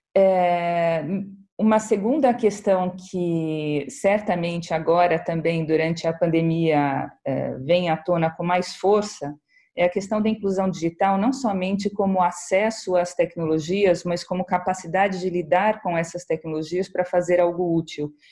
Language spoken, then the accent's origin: Portuguese; São Paulo, Brazil; eu agradeço como paulistana